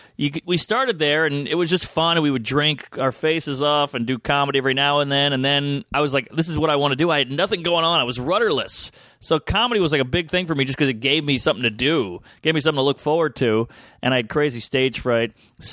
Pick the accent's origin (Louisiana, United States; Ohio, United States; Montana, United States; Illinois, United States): Louisiana, United States; New Orleans; moved away as an adult; now in New York, United States; I grew up in New Orleans.